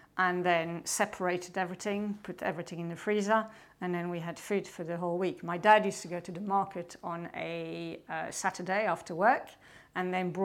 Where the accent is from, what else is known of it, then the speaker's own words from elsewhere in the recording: Belgium; English is a second language; now in United Kingdom; I'm originally from Belgium